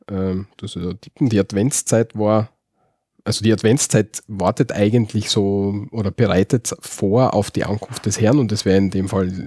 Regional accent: Austria; was man bei uns in Österreich macht.

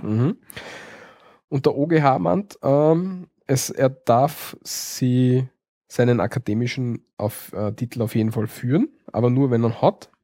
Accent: Austria; bei uns in Österreich sind wir ja alle ziemlich titelgläubig

